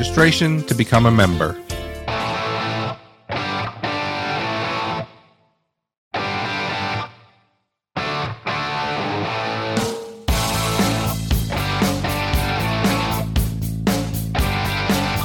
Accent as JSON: {"language": "English", "town": "New York City", "region": "New York", "country": "United States", "tie": "born or raised there", "said": "growing up in New York City"}